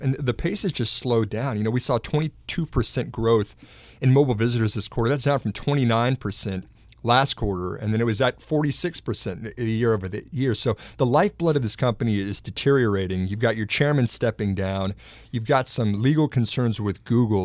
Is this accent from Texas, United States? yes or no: yes; Texas, United States; moved away; back in my home state of Texas